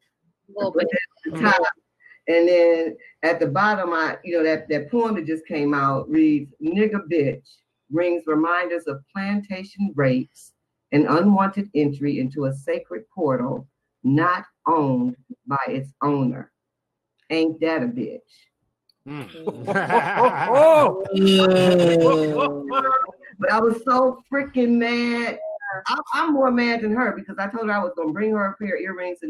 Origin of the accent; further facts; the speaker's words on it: Detroit, Michigan, United States; I'm from Detroit